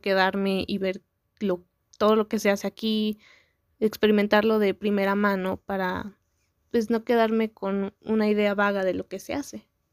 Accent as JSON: {"language": "Spanish", "country": "Mexico", "also_born_or_lived": "San Andrés Cholula, Puebla", "said": "yo soy mexicana"}